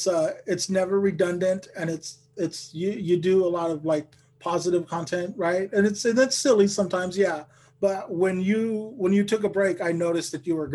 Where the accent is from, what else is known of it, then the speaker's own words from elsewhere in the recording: Lamont, California, United States; now in Sacramento, United States; I've only been doing comedy about 2 years and I'm up here in Sacramento. Like I grew up in Lamont. So like I know Bakersfield, like that's my stomping grounds.